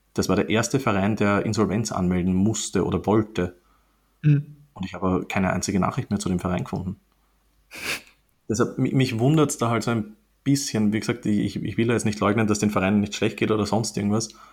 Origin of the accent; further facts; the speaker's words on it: Austria; bei uns in Österreich